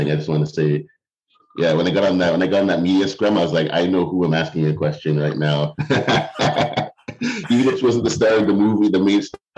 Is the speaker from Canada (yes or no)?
yes; North York, Ontario, Canada; also born or lived in Mississauga; now in Ottawa, Canada; So, originally from the Toronto area, I grew up in North York and uh, in Mississauga.